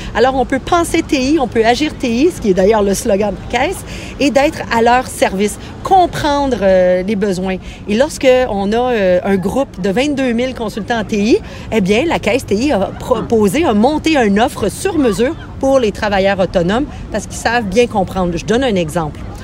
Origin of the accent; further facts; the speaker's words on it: Quebec, Canada; chez nous au Québec